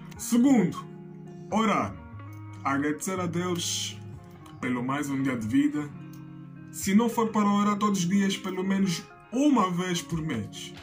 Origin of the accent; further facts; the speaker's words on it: Angola; eu sou angolano